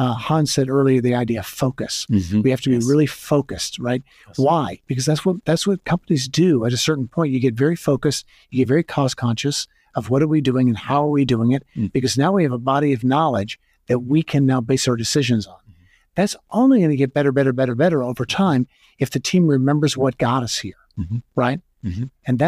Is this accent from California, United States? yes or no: yes; California, United States; As a Californian.